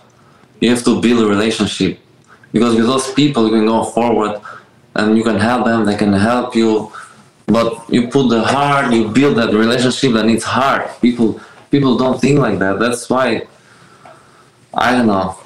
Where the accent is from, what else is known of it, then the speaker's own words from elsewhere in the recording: Albania; now in Miami, United States; I grew up in Albania.